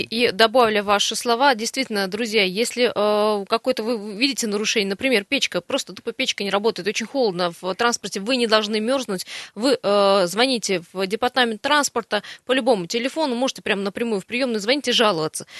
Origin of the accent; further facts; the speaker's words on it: Siberia, Russia; мы сибиряки